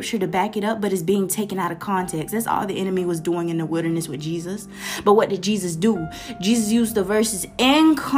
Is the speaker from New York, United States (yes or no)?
no; Florida, United States; accent: Florida; the little Florida accent coming out. I'm from Florida